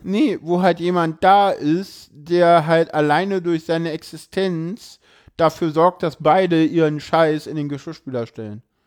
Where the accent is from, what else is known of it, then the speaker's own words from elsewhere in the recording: Berlin, Germany; ich bin in Köpenick geboren, aufgewachsen